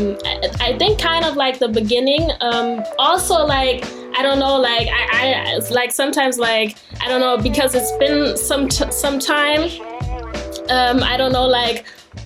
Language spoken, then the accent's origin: English; Germany; also born or lived in Darmstadt, Germany; Born and raised in Germany, and my dad is American